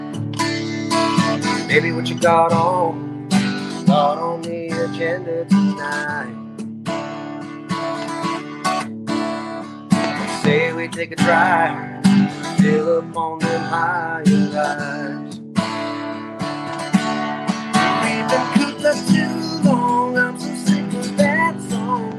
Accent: Swan River First Nation, Alberta, Canada; I'm from Swan River First Nation

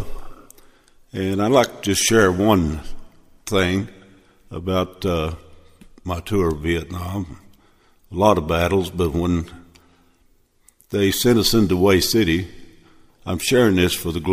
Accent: Missouri, United States; I was born and raised in Missouri

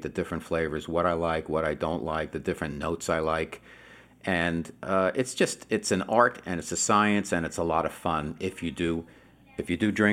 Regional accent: United States; now in Southern California, United States; I'm out here in Southern California now. I'm originally from New York, New Jersey area

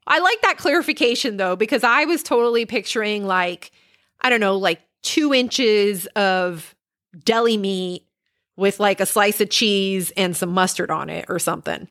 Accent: Puerto Rico; moved away; I am originally from Puerto Rico

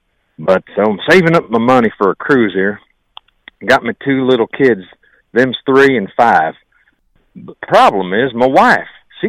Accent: Virginia, United States; now in Pickaway County, United States; Hey, my accent, I done come up through West Virginia from Virginia down there, talk more like this in Virginia.

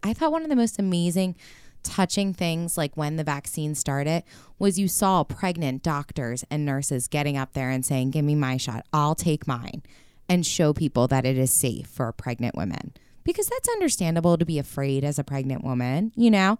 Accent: United States; being American

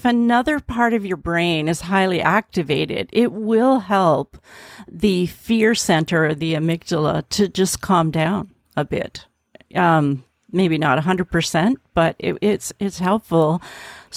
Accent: Canada; I'm from Canada

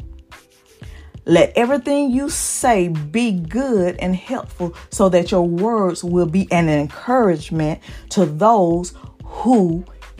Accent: the South, United States; I'm from the South, from the hood

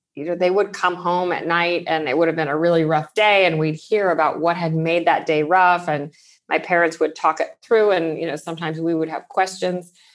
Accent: Pasadena, California, United States; I grew up in Pasadena in Southern California.

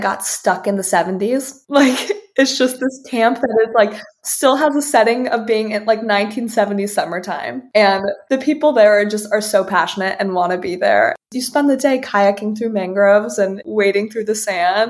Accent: Fort Lauderdale, Florida, United States; I grew up in Fort Lauderdale

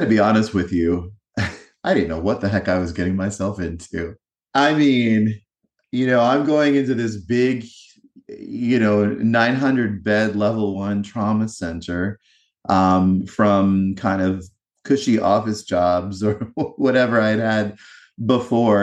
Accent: eastern North Carolina, United States; also born or lived in New Jersey; I grew up in a small town in eastern North Carolina

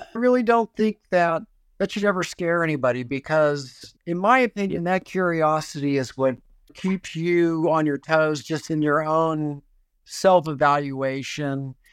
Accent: Houston, Texas, United States; Growing up in Houston, Texas, I was a Reformed Jewish family

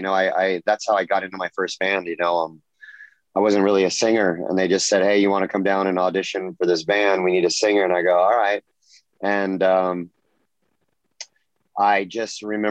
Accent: Orange County, California, United States; also born or lived in Los Angeles, California; I was born in LA, but I grew up in Orange County. Yes, native Californian

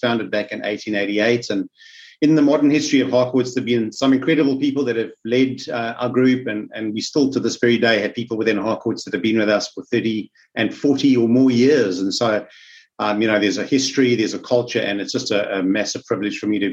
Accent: South Africa; now in Australia; As you can pick up from my accent, I'm from South Africa

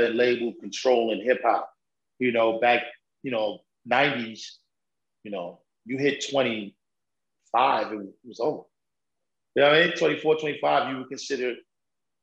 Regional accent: New York, United States

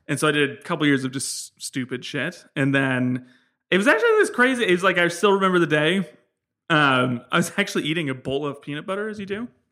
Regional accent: San Francisco, California, United States; I was born in San Francisco

